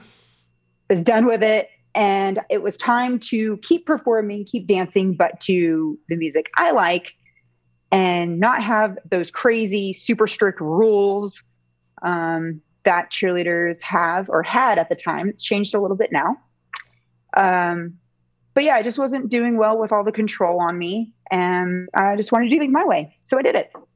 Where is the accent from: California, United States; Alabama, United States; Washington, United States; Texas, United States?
Washington, United States; Seattle; I grew up in the Seattle area